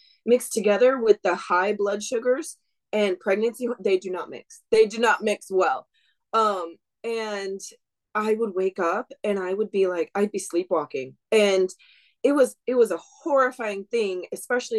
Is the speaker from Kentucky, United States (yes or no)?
no; Wisconsin, United States; moved away as an adult; now in Washington, United States; I grew up in Wisconsin